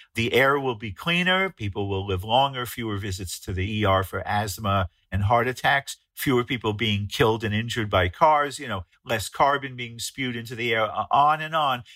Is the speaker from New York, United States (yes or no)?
yes; New York City, New York, United States; my hometown of New York City